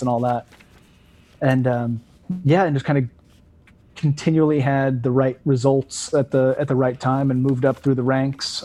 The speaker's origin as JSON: {"language": "English", "region": "West Coast", "country": "United States", "tie": "born or raised there", "moved": "yes", "lives_now": "Vermont, United States", "said": "living on the East Coast now is, like, it's very different than growing up on the West Coast"}